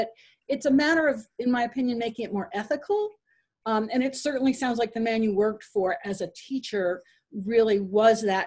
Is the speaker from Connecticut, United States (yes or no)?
yes; Fairfield County, Connecticut, United States; I grew up in Fairfield County, Connecticut.